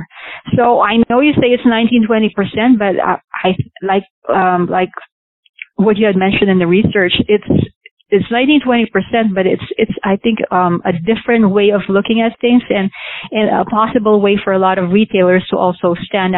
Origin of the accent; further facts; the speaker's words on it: Philippines; now in United States; I came from Asia. I came from the Philippines